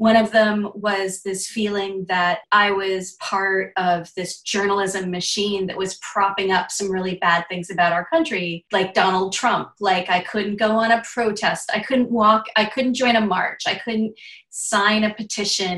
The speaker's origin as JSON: {"language": "English", "region": "New England", "country": "United States", "tie": "born or raised there", "also_born_or_lived": "Florida Panhandle / Los Angeles", "moved": "as an adult", "lives_now": "Alabama, United States", "said": "I grew up in New England"}